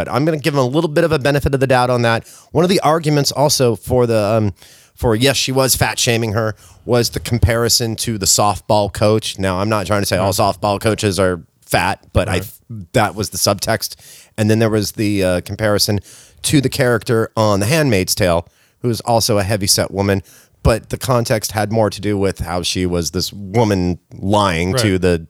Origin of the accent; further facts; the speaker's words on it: Hollywood, California, United States; I'm from Hollywood.